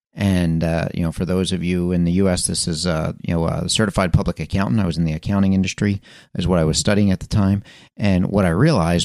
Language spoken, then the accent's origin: English; Philadelphia, Pennsylvania, United States; I was born in Philadelphia, Pennsylvania, for those of you that don't know my story. And, you know, when I was raised in that area, my father had a part-time business.